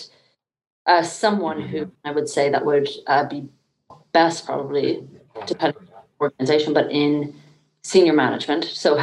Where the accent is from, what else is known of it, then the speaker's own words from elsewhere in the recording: Dublin, Leinster, Ireland; also born or lived in United Kingdom; now in United States; I grew up in Dublin, Ireland, there, and then over in the UK